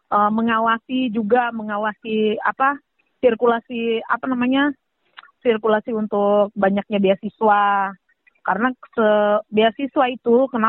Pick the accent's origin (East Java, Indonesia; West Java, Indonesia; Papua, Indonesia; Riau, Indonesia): Papua, Indonesia; saya kan orang tua, saya orang asli Papua nih.